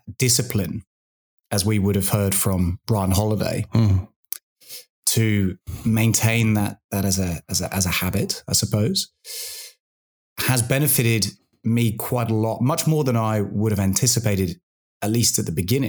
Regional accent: United Kingdom; now in Australia; as a British guy who's a little bit soft

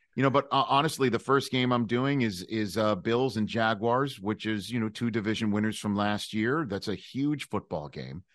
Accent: New York City, New York, United States; growing up in Staten Island, New York

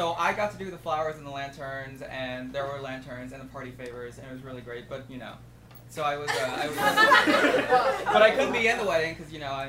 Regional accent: Chicago, Illinois, United States; No, I'm from Chicago.

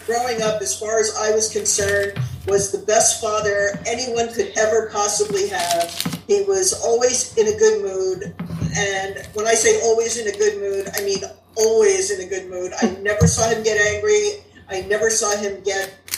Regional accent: Englewood Cliffs, New Jersey, United States; I grew up in Englewood Cliffs, New Jersey, which is an upper middle class town

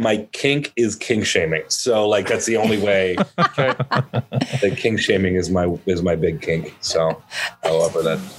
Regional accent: Arnprior, Ontario, Canada; born or raised there; also born or lived in Ottawa; now in Nashville, United States

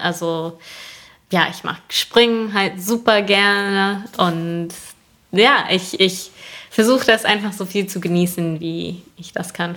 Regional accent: New York, United States; moved away; ich komme aus Bundesstaat New York

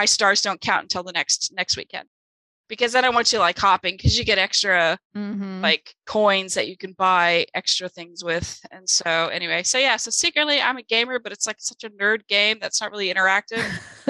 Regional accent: Germany; first language German; English is a second language; moved away; English is my second language. I tell people this all the time. German's my first language

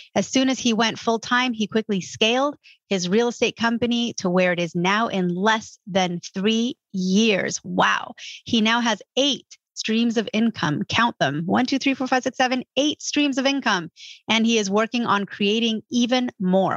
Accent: California, United States; California, which is my home state

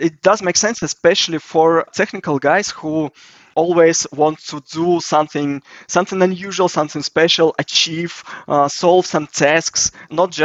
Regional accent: Russia; I'm from Russia.

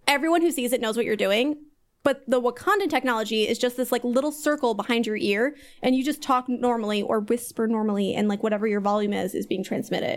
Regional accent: Kansas City, United States; I'd say Kansas City

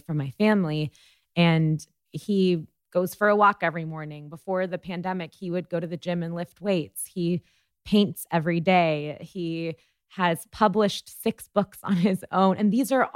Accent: United States; born or raised there

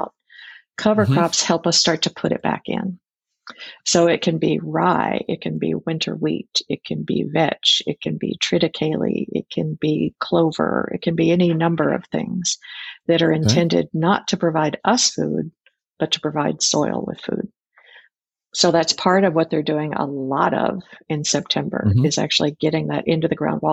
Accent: Fort Worth, Texas, United States; now in Whidbey Island, United States; I grew up in Fort Worth, Texas

